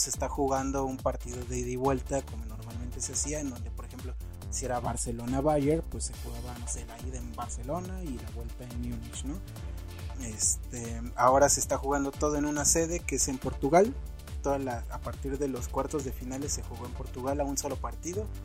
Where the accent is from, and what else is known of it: Mexico